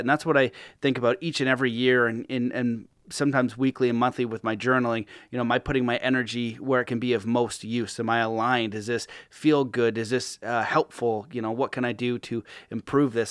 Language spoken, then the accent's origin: English; Canada; being Canadian